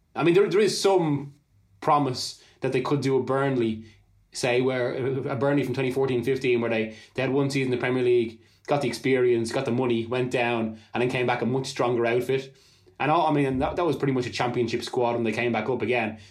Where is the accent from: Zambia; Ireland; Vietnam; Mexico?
Ireland; being Irish